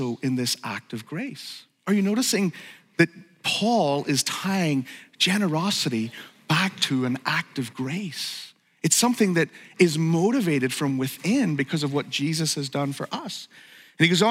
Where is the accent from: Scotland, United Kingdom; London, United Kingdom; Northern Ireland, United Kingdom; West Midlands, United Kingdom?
Northern Ireland, United Kingdom; moved away; I grew up in Northern Ireland